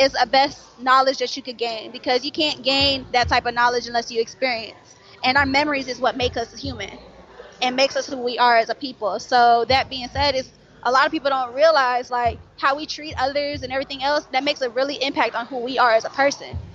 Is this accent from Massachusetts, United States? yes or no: no; Florida, United States; now in Atlanta, United States; I'm from Florida